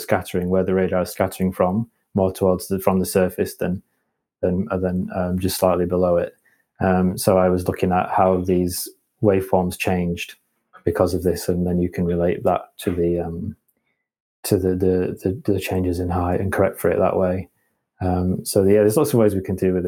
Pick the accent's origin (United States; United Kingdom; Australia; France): United Kingdom; Halifax, Yorkshire and the Humber; now in Leeds, United Kingdom; And I'm from West Yorkshire. I'm a bit of a home bird, so I grew up in Halifax, which is not too far away, and I didn't move too far away.